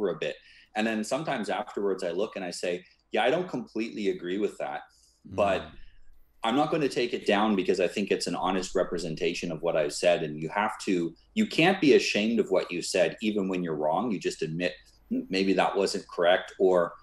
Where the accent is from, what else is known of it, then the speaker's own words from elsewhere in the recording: Canada; I was born in Canada, and when I was younger, my family wanted me to be a minister